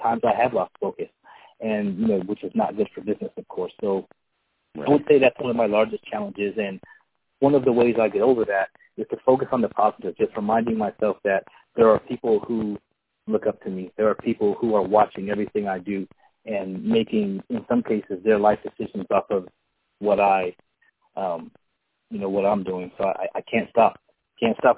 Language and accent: English; San Diego, California, United States; I was born and raised in San Diego.